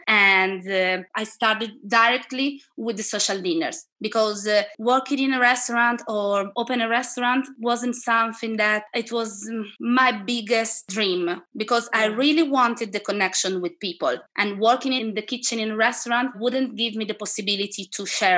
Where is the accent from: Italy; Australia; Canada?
Italy; now in Madrid, Spain; I'm Italian.